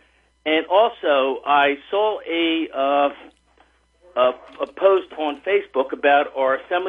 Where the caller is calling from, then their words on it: Hamilton, New Jersey, United States; I'm doing very well. This is … from Hamilton.